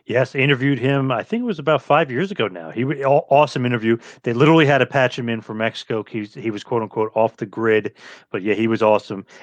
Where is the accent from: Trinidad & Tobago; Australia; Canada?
Australia; I'm from Australia.